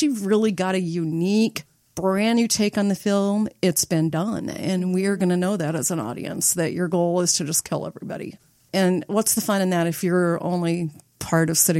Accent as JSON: {"language": "English", "town": "Nebraska City", "region": "Nebraska", "country": "United States", "tie": "born or raised there", "said": "I grew up in Nebraska City"}